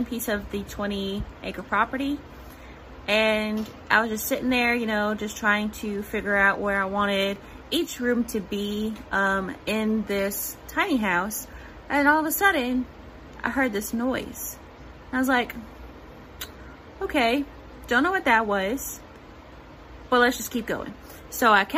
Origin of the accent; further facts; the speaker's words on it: Silsbee, Texas, United States; I was born and raised here in Silsby, Texas